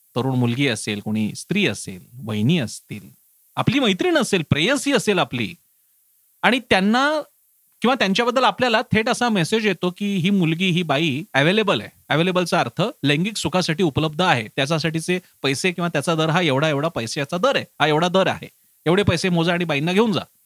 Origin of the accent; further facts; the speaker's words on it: Marathi people, Maharashtra, India; आम्ही मराठी माणसं